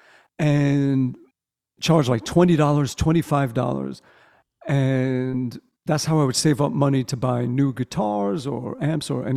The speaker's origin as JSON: {"language": "English", "town": "New York City", "region": "New York", "country": "United States", "tie": "born or raised there", "also_born_or_lived": "Brooklyn", "said": "I grew up in the boroughs of New York. And we had just moved. I was 5 years old. We moved from Brooklyn over to Staten Island"}